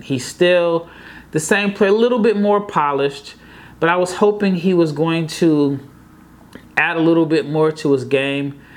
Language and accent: English; Omaha, Nebraska, United States; born or raised there